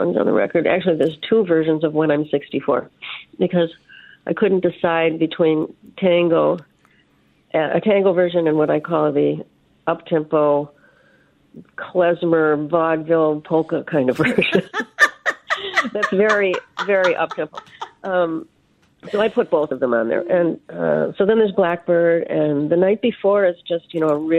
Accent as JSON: {"language": "English", "town": "Hibbing", "region": "Minnesota", "country": "United States", "tie": "born or raised there", "said": "I was born in Hibbing"}